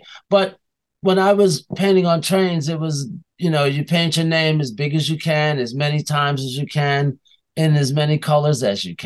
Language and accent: English; New York, United States; I'm a New Yorker